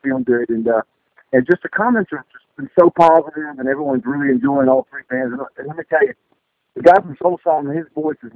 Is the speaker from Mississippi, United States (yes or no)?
yes; Mississippi, United States; also born or lived in Westwego, Louisiana; now in Nashville, United States; I grew up in Mississippi, but when I did football in Louisiana, I lived in West Oligo, which is right outside of New Orleans when I was a kid